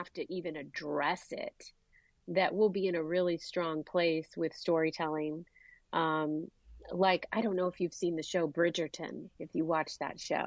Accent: California, United States; her American kids, you know, growing up in California

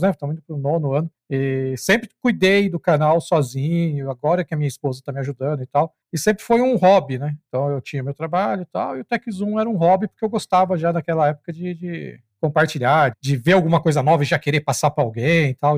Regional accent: São Paulo, Brazil; moved away; morava, nasci em São Paulo, morava lá

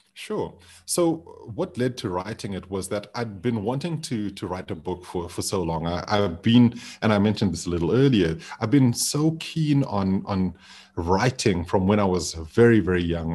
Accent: Zimbabwe; now in Johannesburg, South Africa; being back home in Zimbabwe

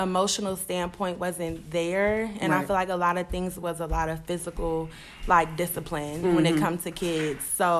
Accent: Flint, Michigan, United States; I'm from Michigan, Flint, Michigan.

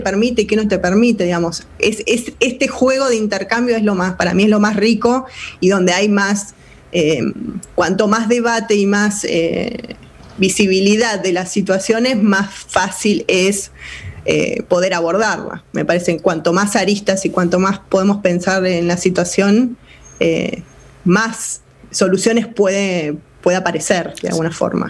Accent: Argentina

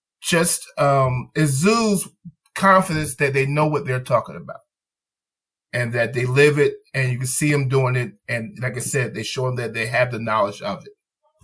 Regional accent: New Jersey, United States; I'm from Jersey.

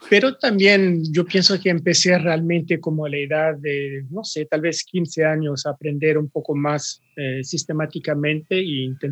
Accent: Japan; also born or lived in Switzerland; Yo, nací en Suiza, pero me quedé muy poco tiempo en Suiza.

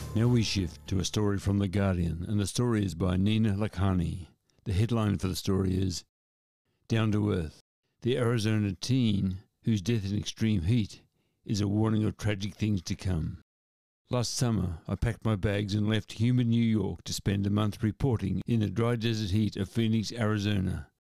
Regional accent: Shepparton, Victoria, Australia; a story from my hometown. The headline for the story in the Shepparton News

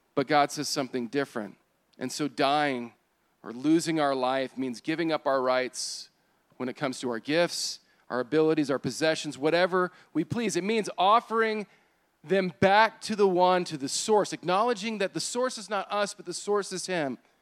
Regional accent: United States

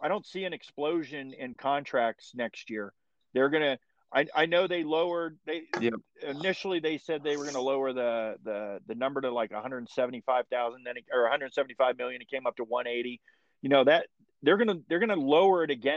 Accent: South Florida, United States; also born or lived in Los Angeles, California; I grew up in South Florida after I moved from Los Angeles

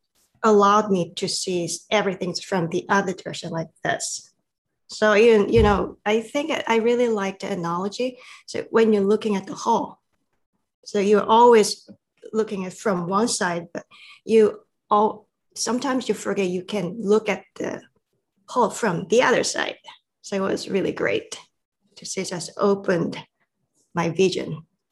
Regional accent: South Korea; English is a second language; moved away as an adult; now in United States; I came from South Korea. I have been living in America about 20 years.

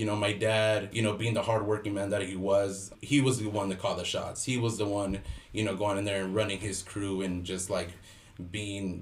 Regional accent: Los Angeles, California, United States; also born or lived in Mexico; I grew up in LA. I'm a native LA kid

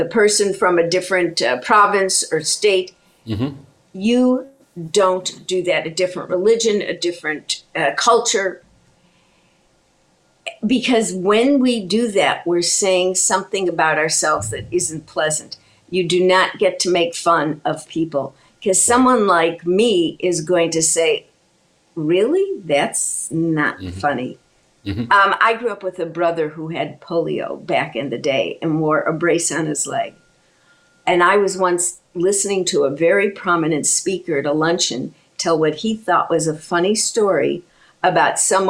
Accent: Chicago, Illinois, United States; I was raised in Chicago

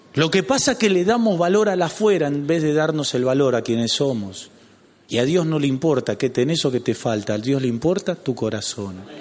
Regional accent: Lanús, Buenos Aires Province, Argentina; ¿Y de dónde sos? De Lanús

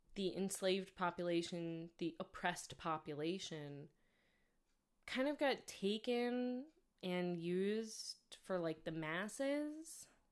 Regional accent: New York, United States; I'm not from the South, of course, I'm from New York

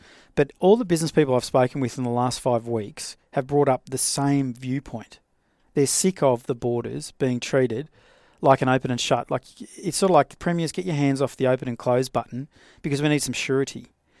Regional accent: Australia; I'm an Australian. I'm an Australian living in Queensland. I'm not a Queenslander living in Australia.

